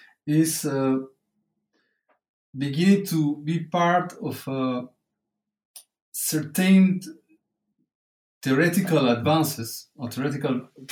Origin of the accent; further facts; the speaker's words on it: Peru; moved away as an adult; also born or lived in Madrid, Spain / Netherlands; now in Germany; Well, I have been trained as an anthropologist, both in Peru, my home country, and also in Europe, first in Madrid.